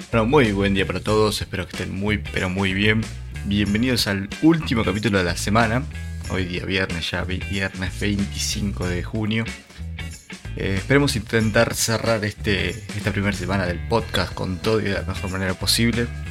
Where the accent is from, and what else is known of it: Argentina